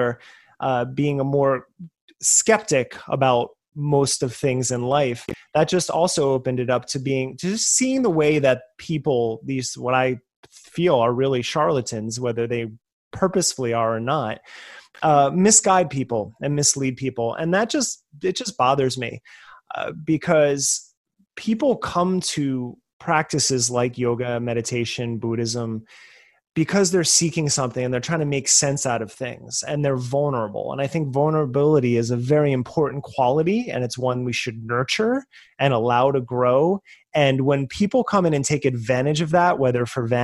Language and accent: English; United States; growing up in America